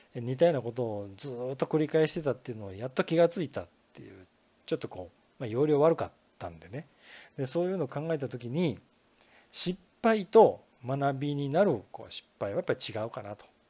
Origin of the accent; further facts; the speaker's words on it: Kinki, Japan; 近畿圏に生まれ育ったもんですからね